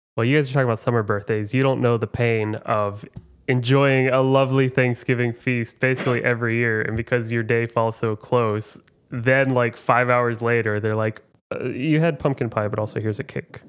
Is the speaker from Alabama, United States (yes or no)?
no; Oklahoma, United States; now in Chicago, United States; I'm from Oklahoma, where everyone has a smile on as they greet